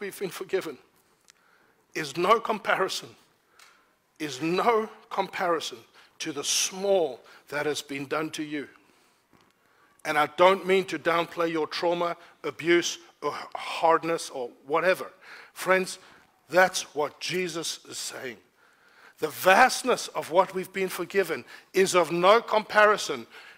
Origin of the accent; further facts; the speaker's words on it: South Africa; I don't say must as a South African